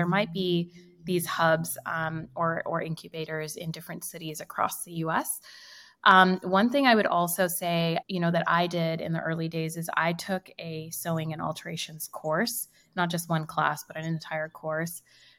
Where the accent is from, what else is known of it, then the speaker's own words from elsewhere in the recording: India; first language Hindi; English is a second language; So Am has two meanings in Hindi, which is my native tongue.